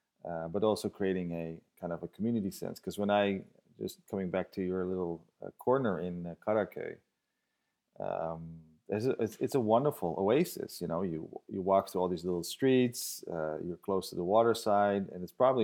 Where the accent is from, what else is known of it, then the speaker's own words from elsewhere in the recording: Netherlands; also born or lived in Istanbul; I grew up here in Holland